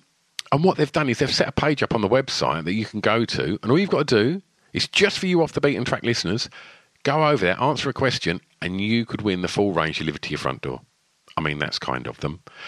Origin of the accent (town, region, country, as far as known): East of England, United Kingdom